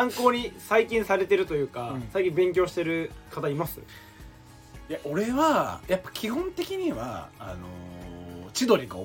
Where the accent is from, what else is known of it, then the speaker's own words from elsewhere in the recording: Fukuoka, Japan; すいません僕はもう福岡出身なんでやっぱり僕は博多華丸